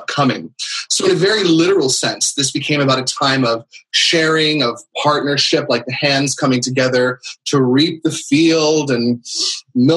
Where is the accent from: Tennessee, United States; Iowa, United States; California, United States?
California, United States; San Francisco; moved away; also born or lived in East Coast; I'm a native Californian myself. I grew up in around San Francisco.